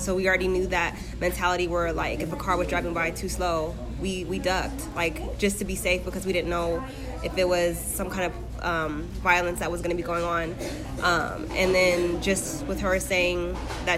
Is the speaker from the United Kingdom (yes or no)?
no; Lynwood, California, United States; moved away; also born or lived in Ventura County, California; my cousins that I grew up in Linwood